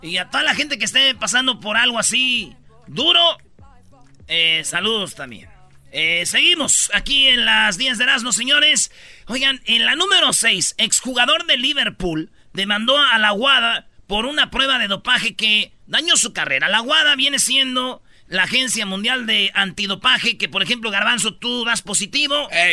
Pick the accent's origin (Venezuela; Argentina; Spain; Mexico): Mexico; Michoacán; como buen michacano